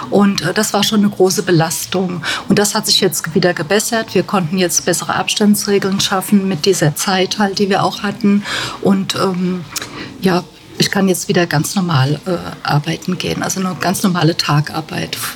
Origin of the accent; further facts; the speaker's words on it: Bad Kreuznach, Rhineland-Palatinate, Germany; born there; Ich bin hier in Bad Kreuznach geboren. Ich bin 53 Jahre alt